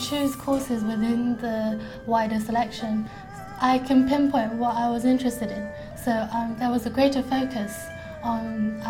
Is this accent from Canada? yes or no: no; China; I'm from China.